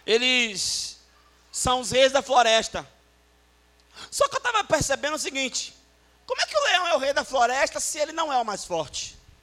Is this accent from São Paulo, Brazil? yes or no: no; Salvador, Bahia, Brazil; Eu fui criado em Salvador